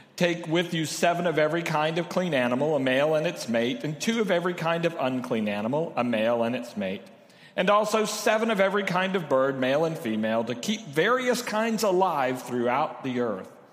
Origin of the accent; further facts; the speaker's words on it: Corpus Christi, Texas, United States; now in San Antonio, United States; I grew up in Corpus